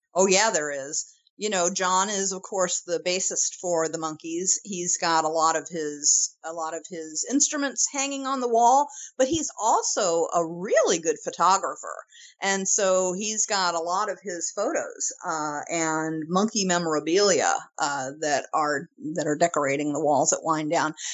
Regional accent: St. Louis / St. Charles, Missouri, United States; my hometown

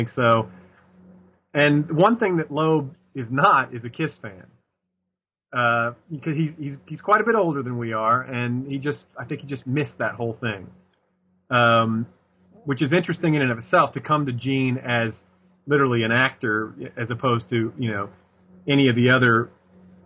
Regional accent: Nashville, Tennessee, United States; I grew up in Nashville, Tennessee

